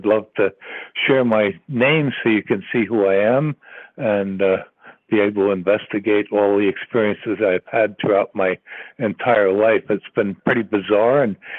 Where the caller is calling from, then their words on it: Virginia, United States; I'm calling from Virginia.